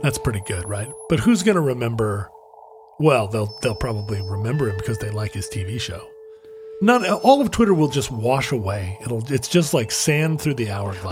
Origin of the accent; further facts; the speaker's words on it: Alaska, United States; the resort that I grew up skiing at in Alaska